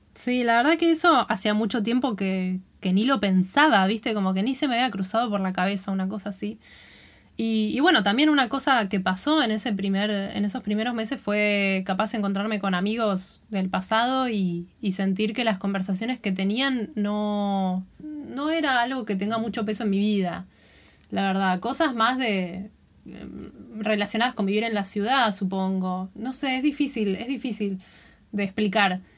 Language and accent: Spanish; Buenos Aires, Argentina; moved away as an adult; yo me fui de Buenos Aires con 25 años